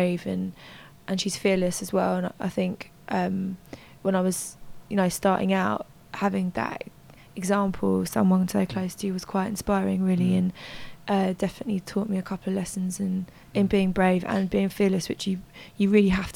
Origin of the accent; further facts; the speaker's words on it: London, United Kingdom; being a teenager growing up in London